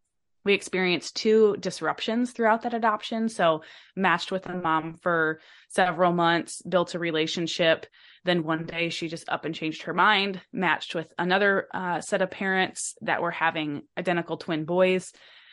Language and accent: English; Michigan, United States; now in Alaska, United States; I'm actually from Michigan, but I've lived